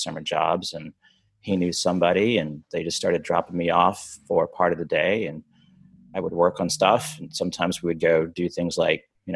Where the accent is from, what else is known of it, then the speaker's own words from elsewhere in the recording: Arkansas, United States; I grew up in Arkansas.